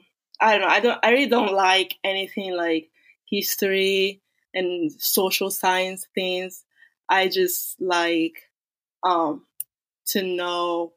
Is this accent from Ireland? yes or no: no; Italy; moved away as an adult; also born or lived in Nigeria (ancestry); now in United States; I was born in Italy